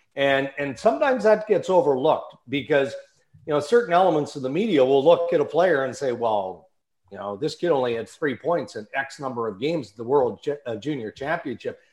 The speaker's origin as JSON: {"language": "English", "region": "Saskatchewan", "country": "Canada", "tie": "born or raised there", "also_born_or_lived": "Ontario", "moved": "yes", "said": "I grew up in Western Canada, grew up in Saskatchewan, grew up on a farm"}